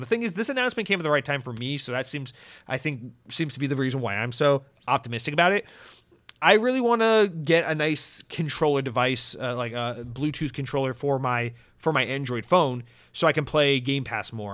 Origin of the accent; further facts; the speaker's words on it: United States; an American